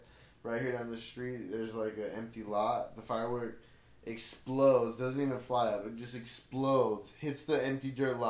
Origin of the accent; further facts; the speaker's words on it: Blythe, California, United States; I grew up in Blythe. This reminds me of home, bro. Yeah. This is like home for me.